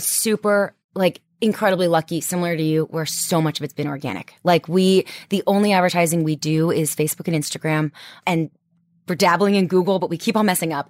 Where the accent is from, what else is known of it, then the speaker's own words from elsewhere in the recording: Washington, District of Columbia, United States; moved away; I'm from D C